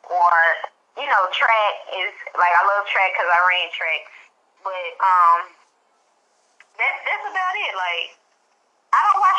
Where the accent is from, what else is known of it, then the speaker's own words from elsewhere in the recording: Dallas, Texas, United States; I'm from Dallas, Texas